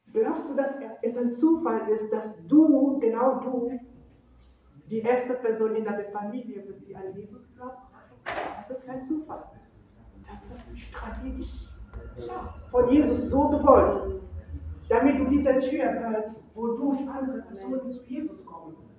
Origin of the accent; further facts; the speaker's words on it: Cameroon; German is a second language; now in Germany; ich komme aus Kamerun und ich bin in einer ländlichen ländliche Region aufgewachsen